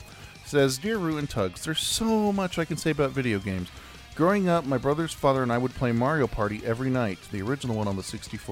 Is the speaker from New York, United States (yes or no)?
yes; New York, United States; It's an old Australian game, I'm from New York, not Australia, that I used to play on my GameCube.